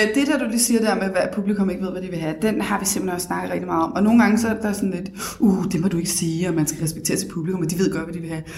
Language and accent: Danish; Copenhagen, Capital Region of Denmark, Denmark; also born or lived in Bagsværd; Født og opvokset på Stenbroen, Nørrebro. Boet lidt af mit liv også i Bagsvær